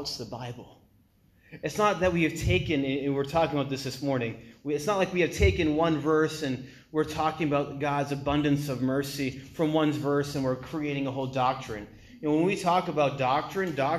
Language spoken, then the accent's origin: English; New England, United States; also born or lived in China; I'm from New England